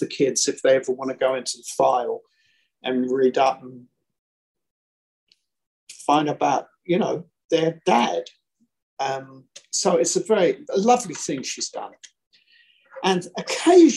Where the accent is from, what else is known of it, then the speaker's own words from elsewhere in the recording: London, United Kingdom; I'm originally from South London